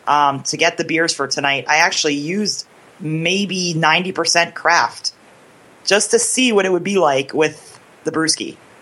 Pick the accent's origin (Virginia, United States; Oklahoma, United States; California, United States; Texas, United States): Texas, United States; moved away; I was born down in Texas, so I kind of have a Texas pride thing going on.